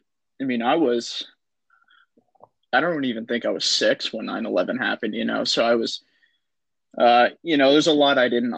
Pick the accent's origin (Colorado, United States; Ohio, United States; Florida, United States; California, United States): California, United States; an hour south of San Francisco; I'm from like an hour south of San Francisco.